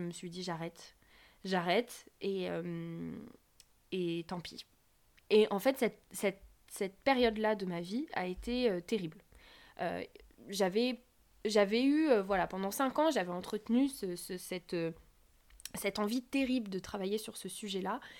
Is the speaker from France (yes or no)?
yes; France; Je suis française, coréanophone